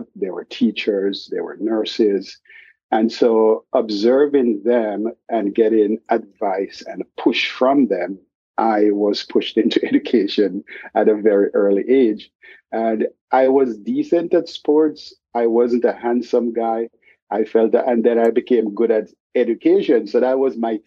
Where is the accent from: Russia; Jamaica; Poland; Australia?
Jamaica; now in Boston, United States; I grew up in Jamaica. I lived half of my life in Jamaica before moving to the United States